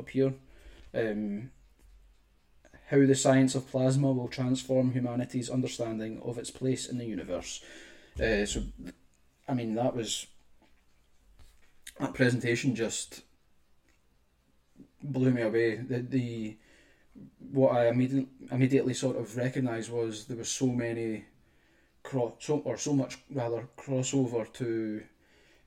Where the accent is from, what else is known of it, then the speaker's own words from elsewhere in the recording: Scotland, United Kingdom; I'm from Scotland